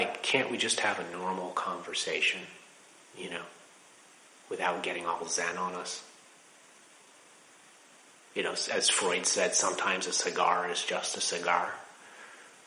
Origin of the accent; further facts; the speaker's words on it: Laurel, Maryland, United States; moved away as an adult; also born or lived in Washington, D.C. / Rochester, New York; I was born in Washington, D.C. at Holy Cross Hospital. I spent my childhood in Laurel, Maryland